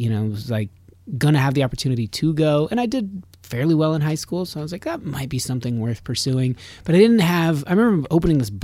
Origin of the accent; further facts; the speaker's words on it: just north of Reno, Nevada, United States; I'm from, yeah, just north of Reno